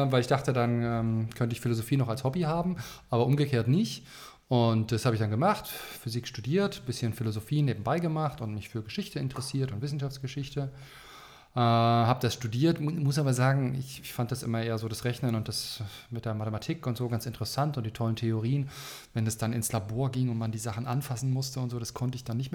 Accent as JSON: {"language": "German", "region": "Baltic coast", "country": "Germany", "said": "Ja, wo komme ich her? Ich komme eigentlich von der Ostsee. Ähm, ich bin in einem Land geboren, das gibt es gar nicht mehr."}